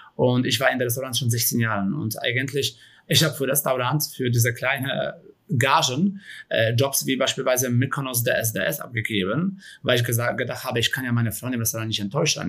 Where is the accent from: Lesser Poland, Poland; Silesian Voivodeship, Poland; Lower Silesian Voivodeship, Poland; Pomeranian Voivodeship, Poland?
Lesser Poland, Poland; Kraków; German is a second language; moved away as an adult; now in Germany; Also ich komme ja aus Krakau ursprünglich, aus Polen